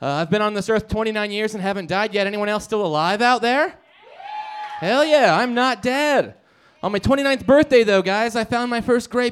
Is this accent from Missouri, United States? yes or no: no; Nebraska, United States; now in Denver, United States; I'm from Nebraska